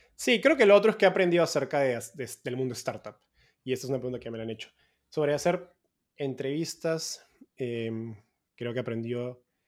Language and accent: Spanish; Peru; moved away as an adult; also born or lived in Mexico; now in San Francisco, United States; soy peruano, vivo en San Francisco hace poco más de un año, después de haber estado yendo cada vez más al norte desde Perú a México y ahora a Estados Unidos.